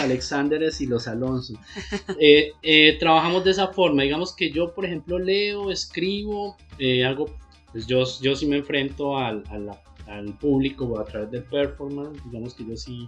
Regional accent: Pamplona, Norte de Santander, Colombia; moved away as an adult; now in Bucaramanga, Colombia; yo soy de Pamplona

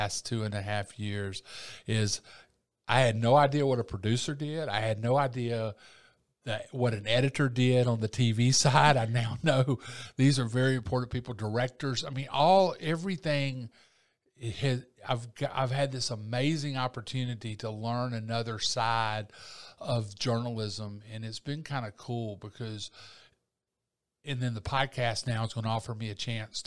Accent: lower Alabama, United States; accent: lower Alabama; my lower Alabama accent

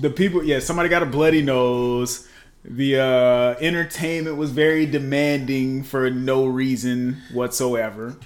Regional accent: Lancaster, South Carolina, United States; I come from Lancaster, South Carolina. I'm just a country boy

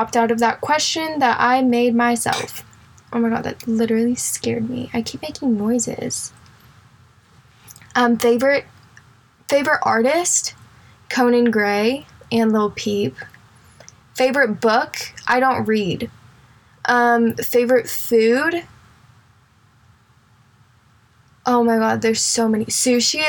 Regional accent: Indianapolis, Indiana, United States; now in Houston, United States; I actually am from Indianapolis, Indiana

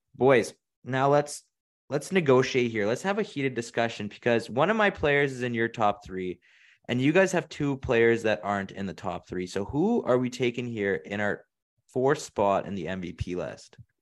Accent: Canada; we are from Canada

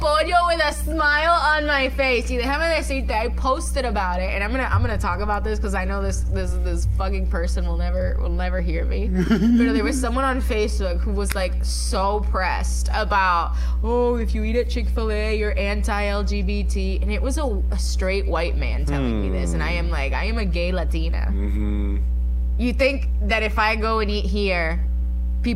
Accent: Atlanta, Georgia, United States; now in Puerto Rico; I grew up in Atlanta

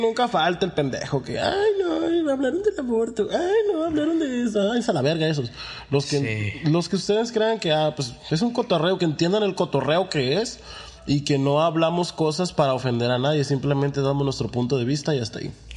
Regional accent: Mexico; como mexicanos somos hermanos

